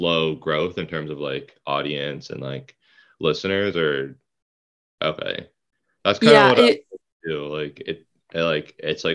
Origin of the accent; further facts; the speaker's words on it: Toronto, Ontario, Canada; now in Orillia, Canada; I grew up in Toronto like my whole life and moved up here like 2 years ago.